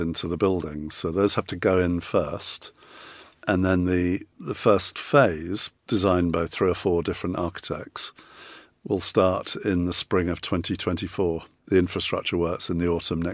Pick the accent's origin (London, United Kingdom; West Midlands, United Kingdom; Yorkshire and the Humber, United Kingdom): Yorkshire and the Humber, United Kingdom; now in Lewes, United Kingdom; I'm actually a Yorkshireman originally